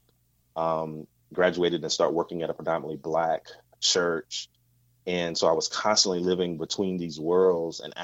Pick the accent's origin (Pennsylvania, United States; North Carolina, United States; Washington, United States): North Carolina, United States; southeastern; I grew up in a southeastern part of North Carolina. So I grew up in the South